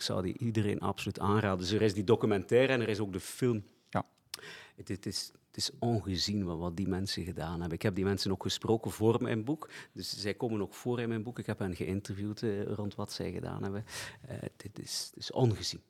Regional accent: Flanders, Belgium; Ik ben ook in het katholieke Vlaanderen opgegroeid, school gelopen, platteland.

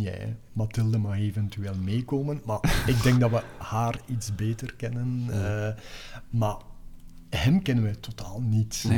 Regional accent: Denderhoutem, Flanders, Belgium; moved away; also born or lived in Ghent; Denderhouten tussen Aals en Nienhoven.

